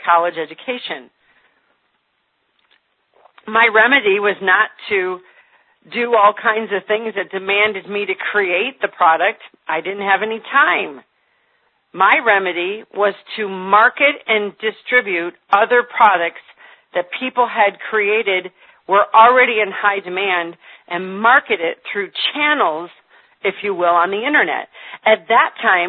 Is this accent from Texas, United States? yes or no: no; Michigan, United States; moved away as an adult; now in Indiana, United States; I'm calling you from Indiana, where I have lived for the last 4 years. I'm born and raised in Michigan.